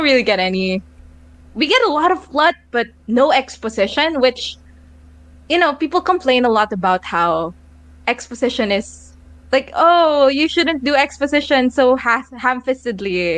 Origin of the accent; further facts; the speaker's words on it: Philippines; I am Filipino, so I speak the language